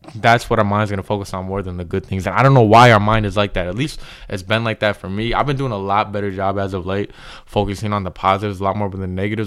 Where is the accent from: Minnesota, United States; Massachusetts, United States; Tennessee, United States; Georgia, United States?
Minnesota, United States; I'm from Minnesota.